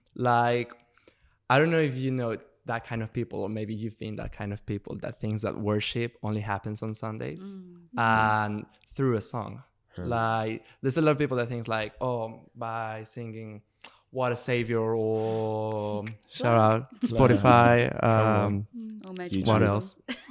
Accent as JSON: {"language": "English", "country": "Mexico", "moved": "yes", "lives_now": "United Kingdom", "said": "I'm from Mexico, by the way."}